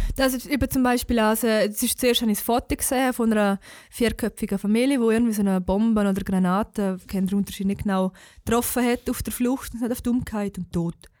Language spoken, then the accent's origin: German; Switzerland; als Schweizer